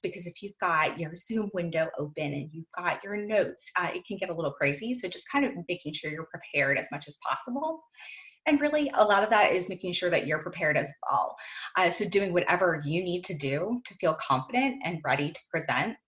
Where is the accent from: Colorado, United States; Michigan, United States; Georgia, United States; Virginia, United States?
Virginia, United States; moved away as an adult; also born or lived in Florida; I am from Virginia, but was living in Florida at the time